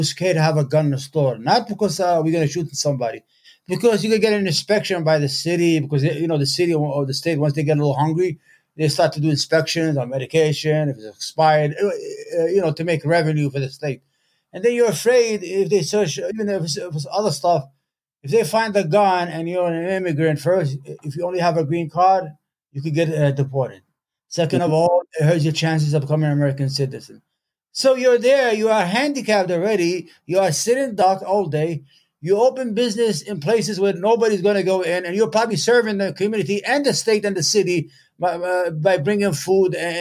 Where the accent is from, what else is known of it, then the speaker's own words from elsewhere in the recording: Yemen; now in upstate New York, United States; I'm from Yemen.